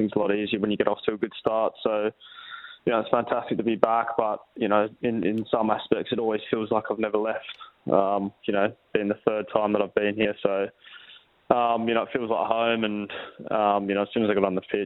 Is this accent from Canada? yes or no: no; Perth, Western Australia, Australia; moved away; now I'm back in glory playing for my hometown club